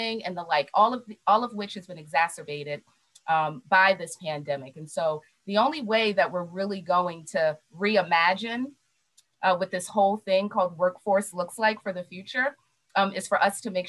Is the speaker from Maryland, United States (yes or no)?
yes; Baltimore, Maryland, United States; I love Baltimore, born and raised and made it a choice to stay here